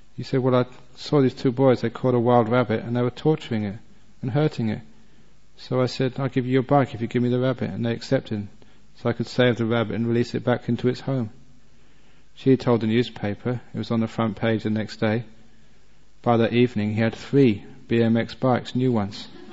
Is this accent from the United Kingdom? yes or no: yes; England, United Kingdom; I was born and brought up in England